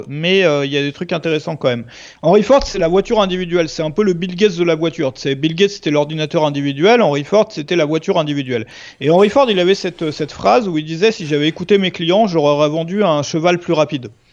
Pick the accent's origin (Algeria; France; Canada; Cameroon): France; Brittany; je suis breton à la base